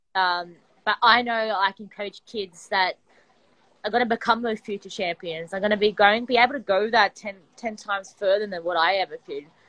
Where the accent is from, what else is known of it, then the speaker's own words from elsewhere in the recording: Sydney, New South Wales, Australia; I'm from Sydney, Australia, and I my background is wrestling